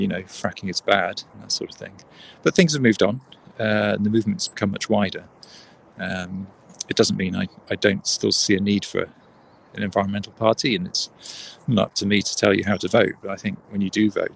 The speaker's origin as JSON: {"language": "English", "town": "Newbury", "region": "South East England", "country": "United Kingdom", "tie": "born or raised there", "also_born_or_lived": "West Wales", "moved": "yes", "lives_now": "Bath, United Kingdom", "said": "I grew up in Newbury"}